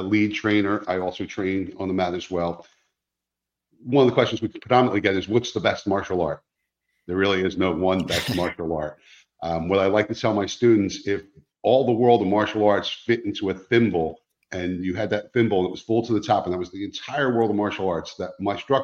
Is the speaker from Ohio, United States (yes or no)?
no; New Jersey, United States; moved away as an adult; now in Fort Myers, United States; I'm not from this area. I grew up in New Jersey. We moved here 5 years ago